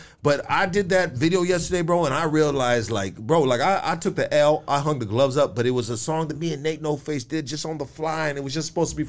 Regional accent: Los Angeles, California, United States; also born or lived in San Gabriel Valley; I grew up in Northeast L.A., bro, and I grew up in the SGV, dog.

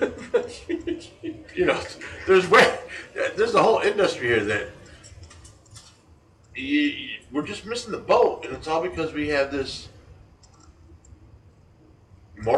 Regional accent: United States; I'm an American.

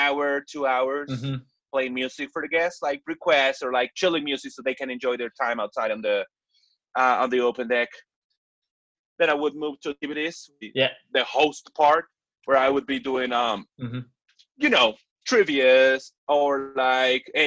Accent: Mexico City, Mexico; also born or lived in Playa del Carmen; I've been living all my life in my parents' house here in Mexico City

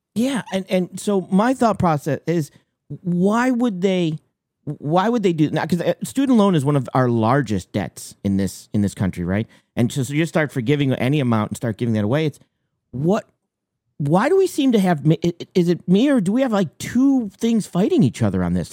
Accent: Maine, United States; I'm from Maine

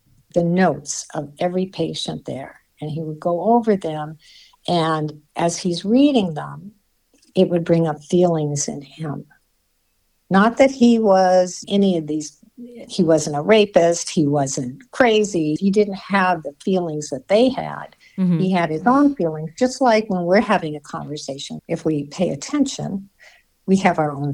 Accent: Hawaii, United States; I'm from Hawaii. I was born there. I grew up there.

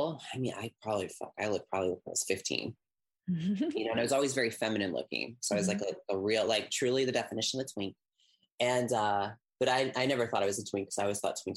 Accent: St. Louis, Missouri, United States; moved away as an adult; also born or lived in Chicago; now in Kansas City, United States; I'm in Chicago, I'm away from St. Louis

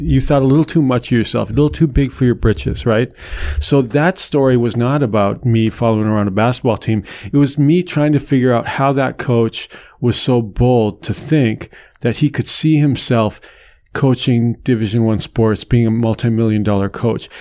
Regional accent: North Dakota, United States; moved away; my home state of North Dakota

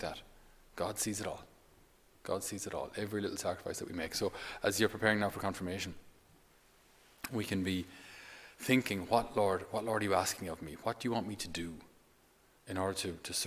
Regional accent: Ireland; us as Irish people

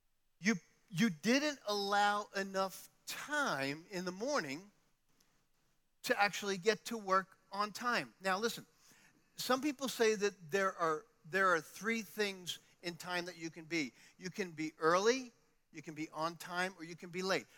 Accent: New York City, New York, United States; moved away; I come from New York

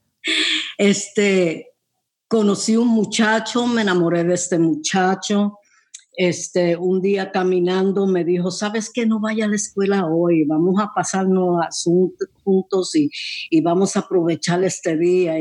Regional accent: New York, United States; yo nací en Nueva York y ahí me crié también

